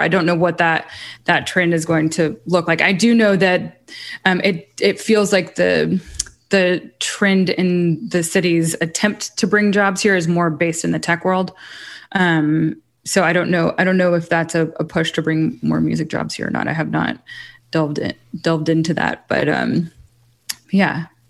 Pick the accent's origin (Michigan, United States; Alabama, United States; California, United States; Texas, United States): Alabama, United States; Muscle Shoals; also born or lived in Hawaii / Los Angeles; now in Nashville, United States; I'm also from Muscle Shoals, Alabama, so very much still a part of that community